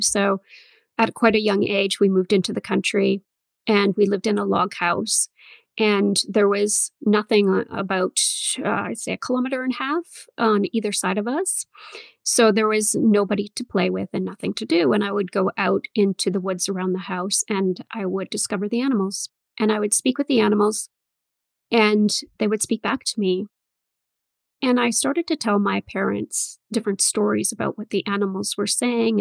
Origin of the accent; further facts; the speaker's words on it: Northern Ontario, Canada; I grew up in Northern Ontario